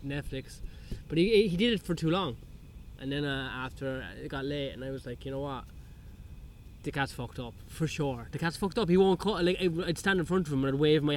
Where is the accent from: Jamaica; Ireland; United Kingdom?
Ireland; I'm Irish, so that's, like, you know, it's a bit of a mongrel